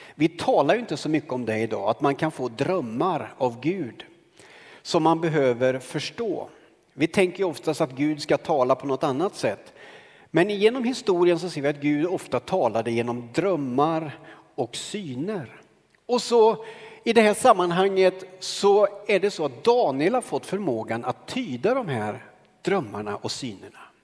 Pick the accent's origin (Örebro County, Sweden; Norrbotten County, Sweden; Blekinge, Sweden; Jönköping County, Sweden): Örebro County, Sweden; Karlskoga; När jag växte upp i Karlskoga